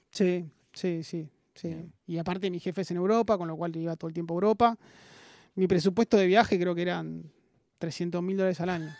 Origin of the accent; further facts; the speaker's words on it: Buenos Aires, Argentina; also born or lived in Mercedes, Buenos Aires Province; nací acá en Buenos Aires, eh, soy mitad porteño, mitad del interior de, Buenos Aires, de Mercedes, provincia de Buenos Aires, que mi, madre es de ahí